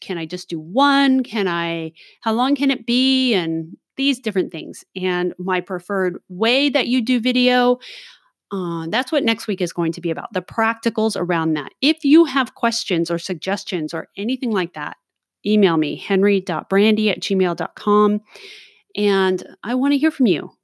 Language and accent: English; Southern California, United States; I was born and raised in Southern California